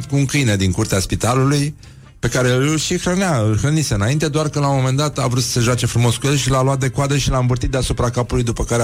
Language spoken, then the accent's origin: Romanian; Brăila, Brăila County, Romania; Eu vin din Brăila, da.